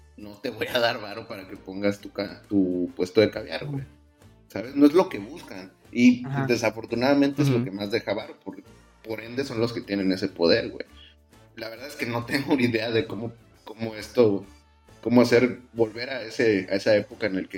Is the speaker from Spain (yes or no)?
no; Mexico